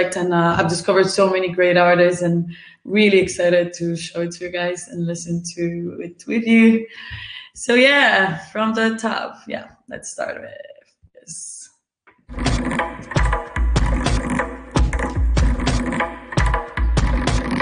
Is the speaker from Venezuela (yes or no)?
no; Warsaw, Masovian Voivodeship, Poland; English is a second language; now in Berlin, Germany; I come from Warsaw. I'm based in Berlin now.